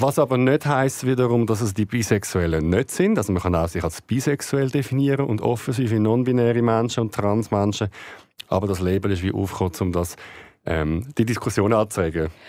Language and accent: German; Switzerland; also born or lived in Greece; bei uns in der Schweiz